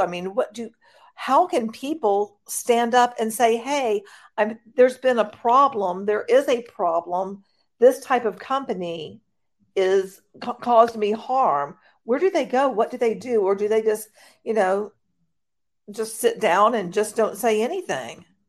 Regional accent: United States; I'm an American

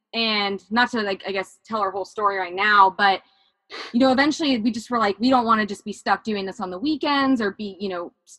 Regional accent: Arizona, United States; also born or lived in Texas; Growing up in Arizona, I know we did some hikes as a family. And then when we moved to Texas, we would do some trips maybe to like Orange Beach in Alabama or Destin or going to see family up in Indiana.

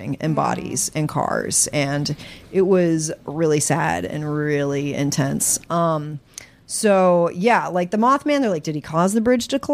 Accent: West Virginia, United States; I'm from West Virginia

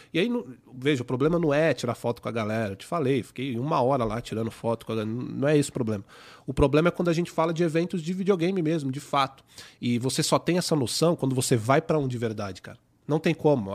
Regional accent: São Paulo, Brazil; accent: paulista; o meu sotaque de paulista

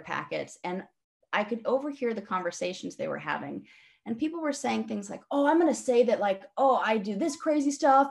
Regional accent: Los Angeles, California, United States; moved away as an adult; also born or lived in San Francisco / Brooklyn / England; I am born and raised in Los Angeles

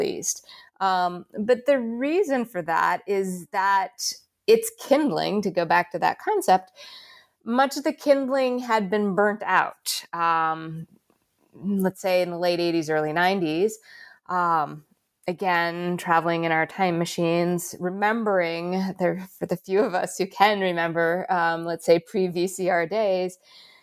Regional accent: United States; moved away as an adult; now in Australia; I'm an American, but I've been in Australia since 2019

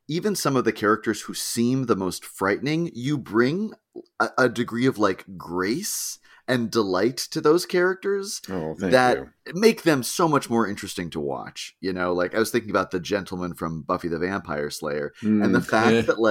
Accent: New Hampshire, United States; I grew up in New Hampshire

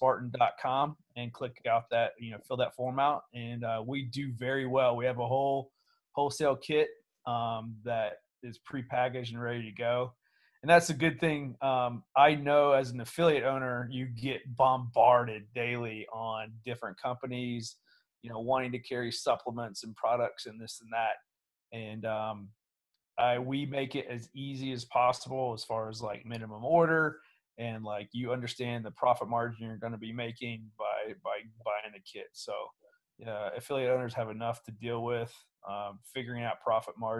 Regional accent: Portsmouth, Ohio, United States; moved away as an adult; born and raised in Portsmouth before I went away from the military

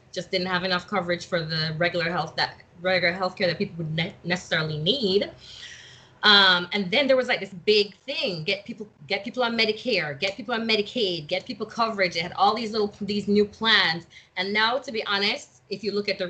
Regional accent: Jamaica; moved away; when I was growing up in Jamaica

